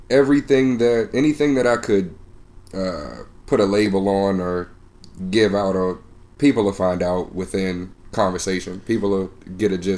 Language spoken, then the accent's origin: English; Temple Hills, Maryland, United States; moved away as an adult; also born or lived in Bethesda, Maryland / Dallas, Texas; now in Austin, United States; uh, 24. Grew up in, well, born in Bethesda, Maryland. Grew up in Temple Hills, uh, Suitland, Waldorf a little bit, Maryland area. Um, moved to uh, da- the Dallas, Texas area around mid 2012, and uh, just recently moved down to Austin with Cameron.